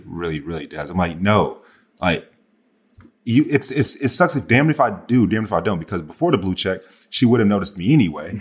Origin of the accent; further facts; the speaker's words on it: the South, United States; I'm from the South. I say, "Yes, ma'am, no, ma'am, yes, sir, no, sir."